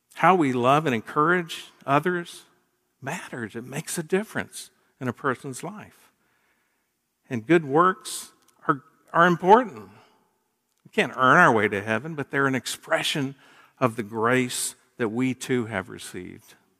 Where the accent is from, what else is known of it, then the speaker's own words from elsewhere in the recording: Gainesville, United States; moved away; Kathy and I grew up in Gainesville and then were away for, uh, thirty-five years